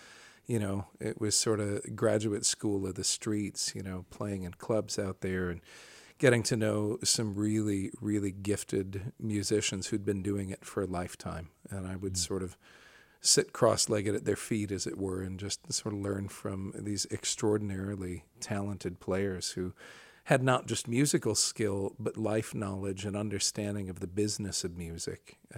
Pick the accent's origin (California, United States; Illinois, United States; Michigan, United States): Illinois, United States; Rockford; moved away as an adult; also born or lived in Decatur, Illinois / Seattle; I grew up in Rockford, Illinois, and then I went to Millikan University down in Decatur, Illinois.